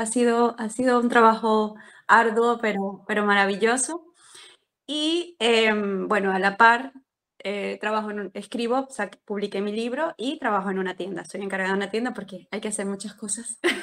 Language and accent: Spanish; Venezuela; moved away as an adult; also born or lived in Colombia; now in Spain; soy venezolana